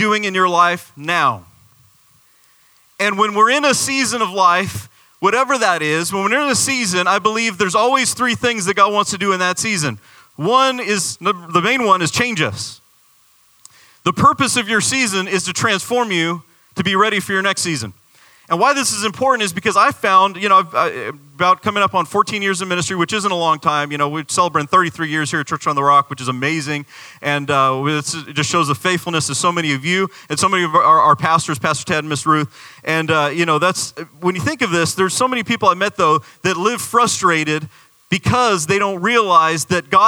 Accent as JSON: {"language": "English", "region": "Arizona", "country": "United States", "moved": "yes", "lives_now": "Florida, United States", "said": "I'm from Arizona."}